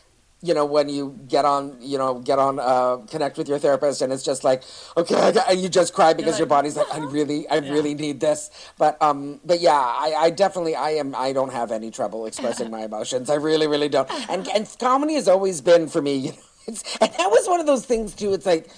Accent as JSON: {"language": "English", "town": "Toronto", "region": "Ontario", "country": "Canada", "tie": "born or raised there", "said": "when I grew up in Toronto in comedy, where I started comedy, you know, I grew up with a gang of guys"}